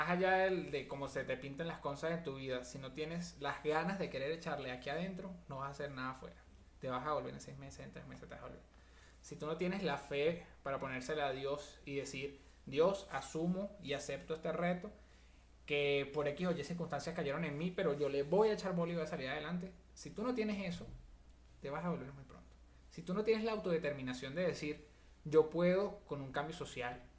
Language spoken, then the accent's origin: Spanish; Venezuela; moved away as an adult; now in Bogotá, Colombia; Yo era de los que me iba para La Guaira cada 15 días, o para Choroní, o para Cuyagua, para esas playas una vez al mes, cada dos meses. Y cuando salí de Venezuela fue eso. Cuando llego a Bogotá.